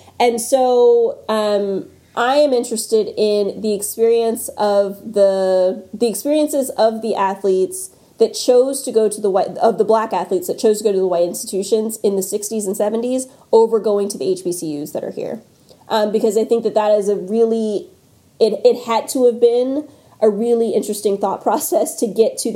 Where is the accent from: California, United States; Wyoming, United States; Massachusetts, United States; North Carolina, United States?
North Carolina, United States; I'm also from North Carolina, and the part of the state that I am from is very basketball obsessed.